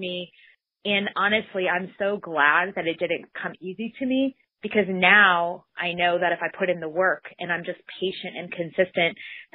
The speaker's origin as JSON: {"language": "English", "town": "Bismarck", "region": "North Dakota", "country": "United States", "tie": "born or raised there", "said": "I grew up in the capital of North Dakota, which is Bismarck, about 75,000 people"}